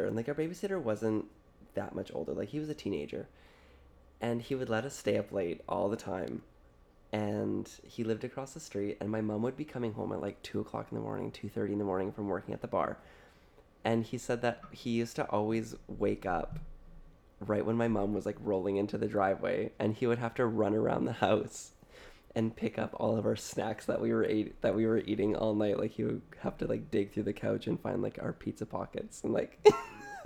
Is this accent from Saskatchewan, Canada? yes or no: yes; Saskatchewan, Canada; I grew up in Saskatchewan